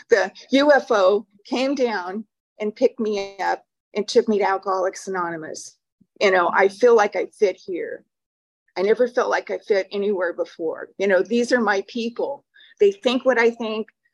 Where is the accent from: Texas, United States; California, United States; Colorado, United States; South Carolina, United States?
California, United States; Huntington Park; I was born in Huntington Park, California